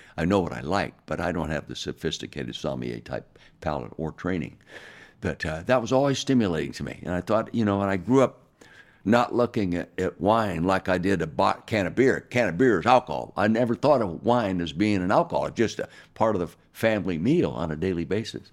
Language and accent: English; Calistoga, California, United States; I was born and raised in Calistoga, the north end of the Napa Valley